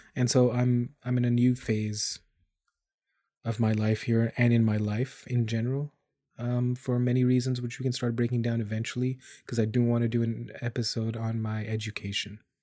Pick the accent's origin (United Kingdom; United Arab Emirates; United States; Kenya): United Arab Emirates; Dubai; moved away as an adult; also born or lived in India; now in Canada; I was born in India. I grew up in Dubai, and I've lived in Canada for a good chunk of my adulthood.